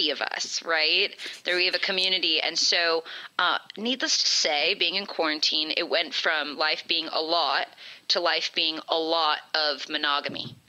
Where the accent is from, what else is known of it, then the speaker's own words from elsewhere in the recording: California, United States; Born and raised in California